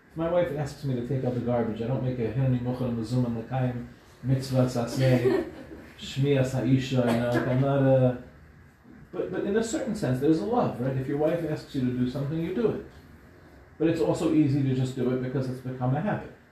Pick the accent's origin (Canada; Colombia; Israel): Israel; born there; I was born in Israel, but my parents are from Morocco.